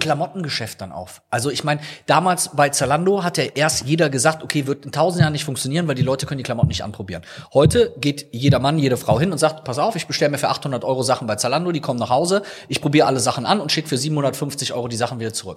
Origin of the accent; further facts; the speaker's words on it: Rhineland, Germany; also born or lived in Viersen; bei uns im Rheinland